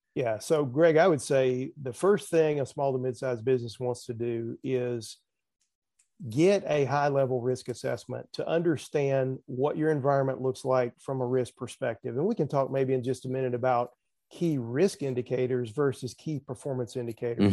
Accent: the South, United States; accent: Southern; also born or lived in Nashville, Tennessee; I'm sure folks can tell from my accent, I'm in, I am from the South

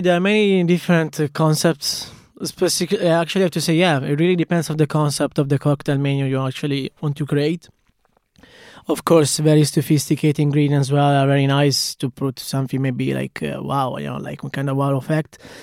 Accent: Cremona, Lombardy, Italy; accent: Italian; English is a second language; moved away as an adult; also born or lived in Dublin; now in Galway, Ireland; I started ten years ago as I was a very small cocktail bar in a city where I'm from. It's Cremona

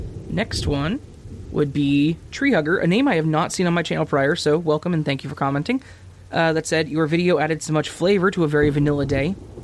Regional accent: Alabama, United States; I grew up in a small town with a Winn-Dixie and a Walmart. I've never heard of Publix, because I'm from Alabama.

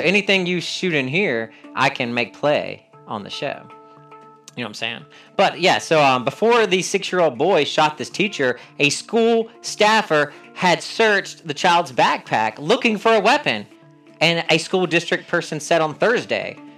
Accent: North Carolina, United States; moved away; also born or lived in Washington, D.C. / Philadelphia; I again from North Carolina

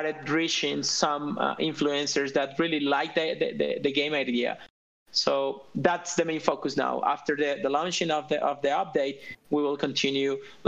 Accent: Colombia; because I'm from Colombia

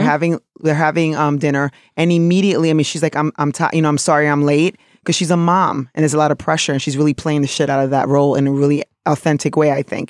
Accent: New York City, New York, United States; also born or lived in South of the Dominican Republic; somebody from New York City who's Dominican

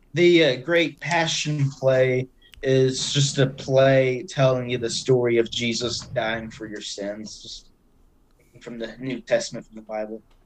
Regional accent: Cabot, Arkansas, United States; moved away as an adult; now in Eureka Springs, United States; so I'm originally from Cabot, Arkansas. I've lived in Cabot my whole life

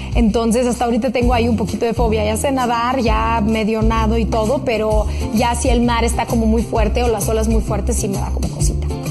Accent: Russia; now in Mexico; siendo una niña rusa

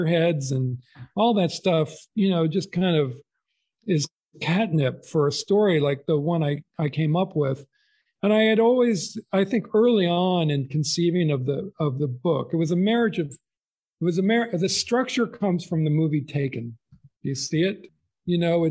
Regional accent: Texas, United States; I was born in Texas

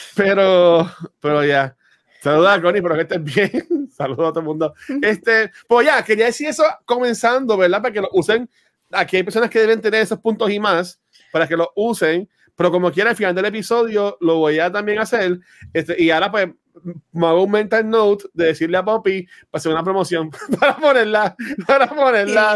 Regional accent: Canóvanas, Puerto Rico; soy de Canóvana

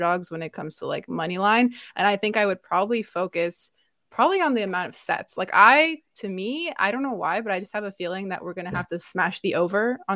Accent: Canada; I'm Canadian

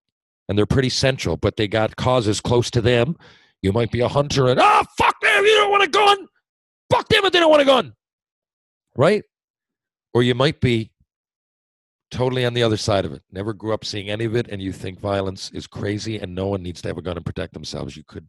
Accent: Mount Pearl, Newfoundland and Labrador, Canada; I grew up in Mount Pearl. I wanted to stay Mount Pearl.

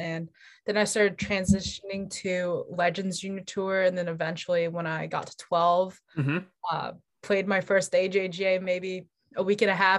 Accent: Houston, Texas, United States; also born or lived in Melbourne, Australia; I'm actually from Houston, Texas, but I wasn't actually born here at all. I was born in Melbourne, Australia.

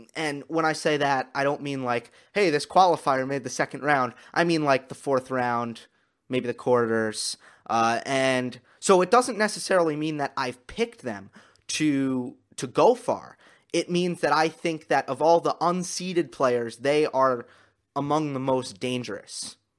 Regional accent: United States; accent: American; my American accent

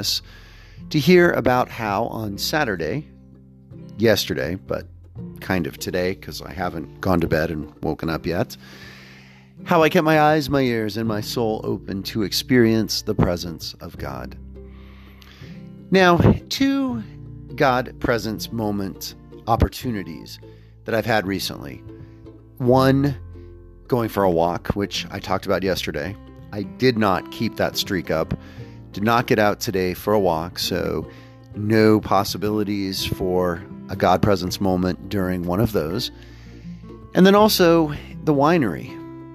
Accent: Houston, Texas, United States; also born or lived in Pittsburgh, Pennsylvania; My childhood growing up in Houston, Texas

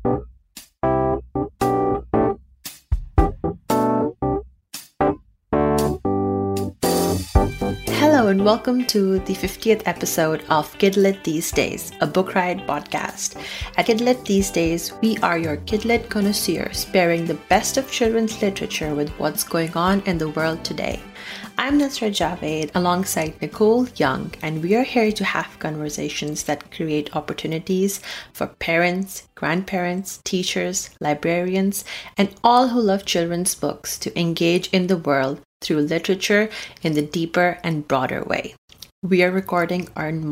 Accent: Abu Dhabi, United Arab Emirates; moved away; I grew up in Abu Dhabi, or I think UAE

